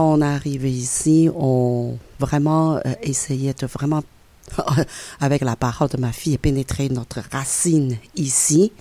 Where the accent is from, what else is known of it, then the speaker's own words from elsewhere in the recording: China; French is a second language; moved away as an adult; now in Quebec, Canada; Je suis chinoise, c'est sûr et certain, parce que ça fait 42 ans que j'ai vécu en Chine.